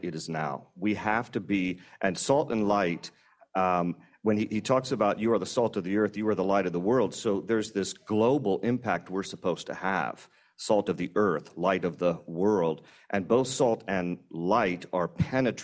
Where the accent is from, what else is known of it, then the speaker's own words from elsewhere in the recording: Virginia, United States; I'm from Virginia